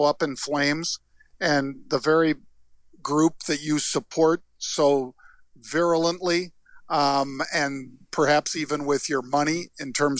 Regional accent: San Francisco, California, United States; I grew up in San Francisco by Haight-Ashbury

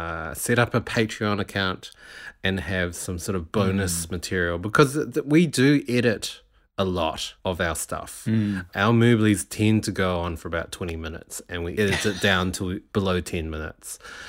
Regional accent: New Zealand; accent: international; Because I've been here for so long now, I don't really get picked out as a Kiwi anymore. I think my accent has softened a lot.

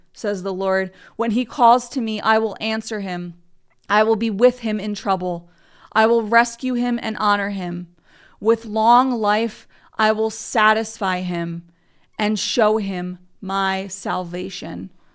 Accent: United States; I'm from America

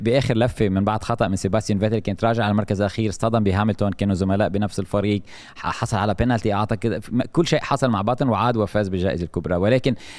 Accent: Lebanon; نحن عندنا بلبنان

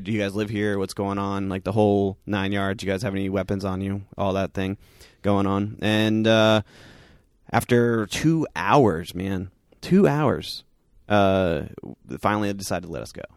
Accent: Southern California, United States; growing up in Southern California

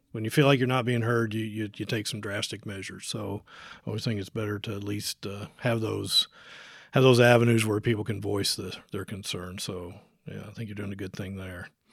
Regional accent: Jefferson County, Indiana, United States; moved away as an adult; I grew up here in Jefferson County.

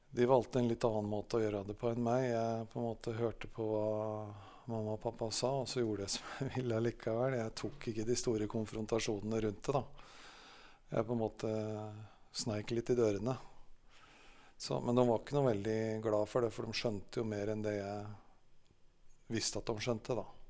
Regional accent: Jaren, Gran, Innlandet, Norway; Jeg vokste opp på Salem Jarn, da. På, rett borti bygda her.

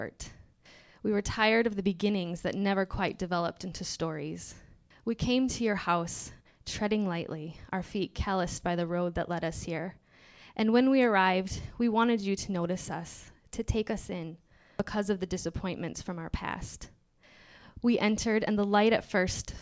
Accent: Michigan, United States; moved away as an adult; now in Minnesota, United States; I'm from Michigan

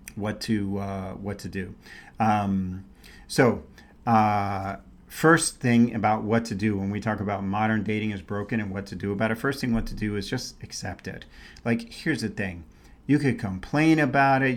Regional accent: New York City, New York, United States; also born or lived in San Francisco Bay Area, California; now in Scottsdale, United States; when I was a kid, we didn't have to filter the water. Now I was in New York City

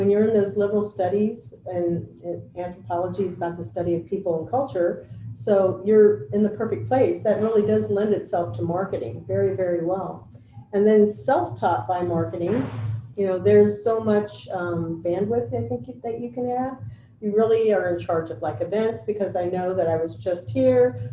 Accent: Medicine Lodge, Kansas, United States; moved away; we're both from Kansas

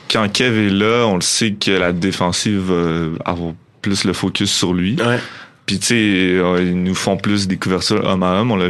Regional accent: Montreal, Quebec, Canada; moved away as an adult; now in Quebec City, Canada; Moi, je viens de Montréal

